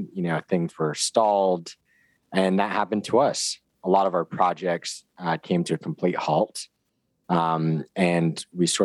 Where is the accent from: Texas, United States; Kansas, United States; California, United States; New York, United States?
California, United States; San Diego; I'm from San Diego originally